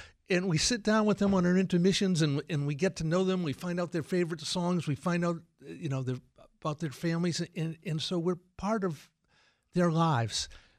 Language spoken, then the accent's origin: English; Millis, Massachusetts, United States; We grew up in Millis.